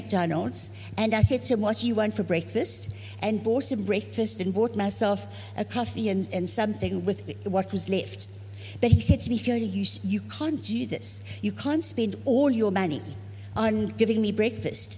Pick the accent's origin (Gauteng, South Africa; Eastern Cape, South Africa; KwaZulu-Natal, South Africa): KwaZulu-Natal, South Africa; Zululand; moved away as an adult; also born or lived in Dallas; I'm from Africa, from Zululand.